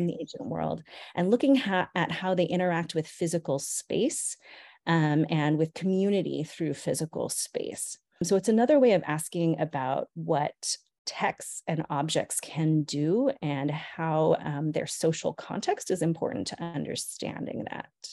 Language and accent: English; San Luis Obispo, California, United States; born or raised there; also born or lived in Monterey Park, California